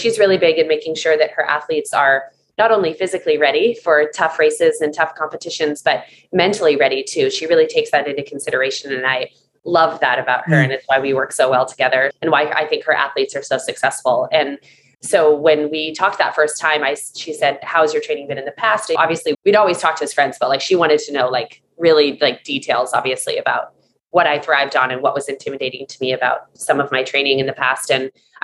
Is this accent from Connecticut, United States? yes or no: no; Seattle, Washington, United States; I grew up in Seattle with no vitamin D